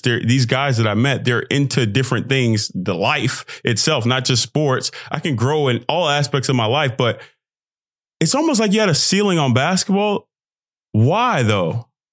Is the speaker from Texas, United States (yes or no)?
yes; Texas, United States; I'm from Texas